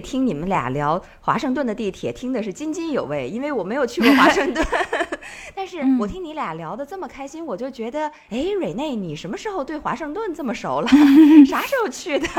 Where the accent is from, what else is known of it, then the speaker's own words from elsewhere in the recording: China; moved away as an adult; also born or lived in New York; 因为我们中国人好像很少就是有这种特别明显的纹身嘛。